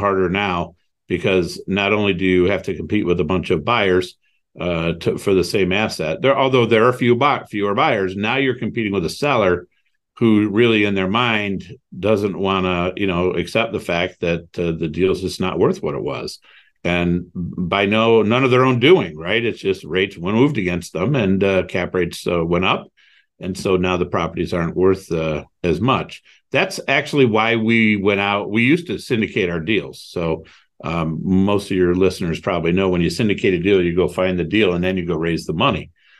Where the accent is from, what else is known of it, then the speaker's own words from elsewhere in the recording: Toledo, Ohio, United States; also born or lived in Cleveland; So I grew up in Toledo, Ohio, moved to Cleveland.